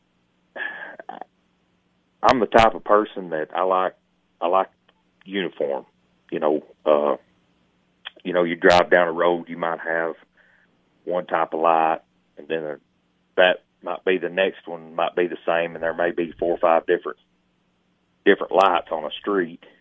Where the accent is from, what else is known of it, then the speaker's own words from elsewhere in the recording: Baxter, Tennessee, United States; I grew up in this town, and this is my hometown, Baxter, Tennessee